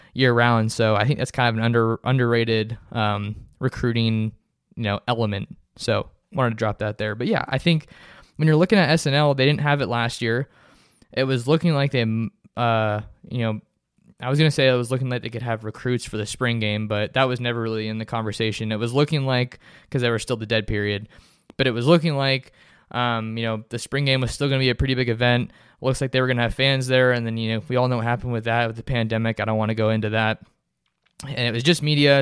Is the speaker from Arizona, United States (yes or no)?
no; San Jose, California, United States; moved away; I'm from San Jose, California originally